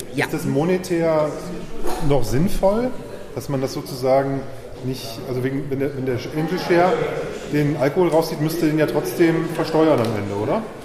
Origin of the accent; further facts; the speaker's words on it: Lower Saxony, Germany; Ich komme ja auch aus Niedersachsen.